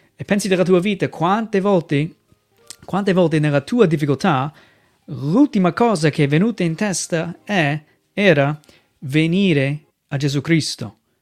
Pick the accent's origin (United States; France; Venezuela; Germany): United States; Italian is a second language; moved away as an adult; also born or lived in Venice Mestre, Italy; now in Mestre, Italy; vengo dagli Stati Uniti